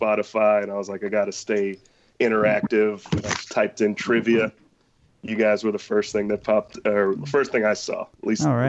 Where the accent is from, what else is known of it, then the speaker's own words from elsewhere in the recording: Gainesville, Florida, United States; I grew up in Gainesville